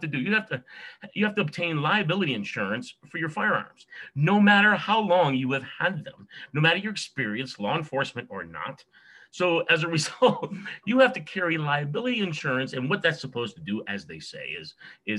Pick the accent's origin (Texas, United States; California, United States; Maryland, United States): California, United States; also born or lived in New York / Wisconsin; California is my home